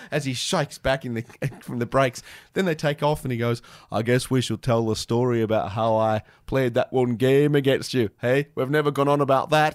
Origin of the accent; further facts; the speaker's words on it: Canberra, Australian Capital Territory, Australia; growing up in Canberra, the only place to go to get your music was Impact Records.